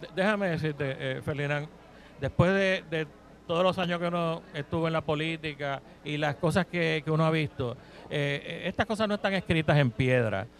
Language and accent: Spanish; Puerto Rico; los puertorriqueños que somos ciudadanos norteamericanos